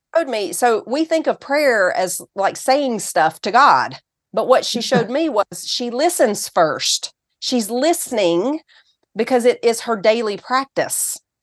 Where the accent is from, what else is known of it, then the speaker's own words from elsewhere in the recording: Tennessee, United States; accent: Southern; also born or lived in California; So, I'm from Tennessee, and I was born in California, actually.